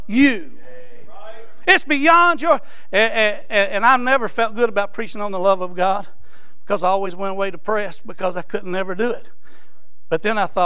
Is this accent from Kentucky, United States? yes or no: yes; Eastern Kentucky, United States; now in Florence, United States; I'm from Eastern Kentucky